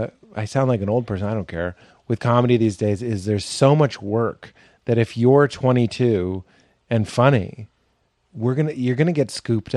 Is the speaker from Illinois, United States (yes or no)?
yes; Chicago, Illinois, United States; now in New York, United States; credit was that I was from Chicago. And that's what I tell people. I was like, if you move to New York and you're from Portland, that's your credit.